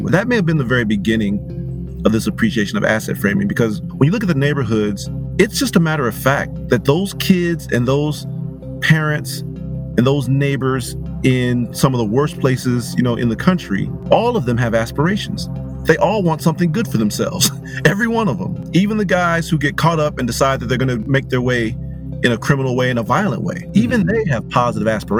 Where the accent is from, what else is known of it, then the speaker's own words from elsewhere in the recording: Pontiac, Michigan, United States; I was born and raised in Pontiac, Michigan